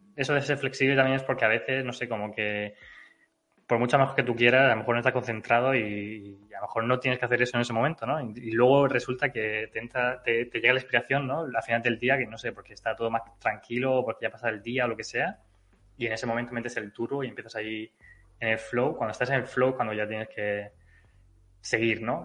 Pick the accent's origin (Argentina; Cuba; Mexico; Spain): Spain; Region of Murcia; yo soy murciano y hablo inglés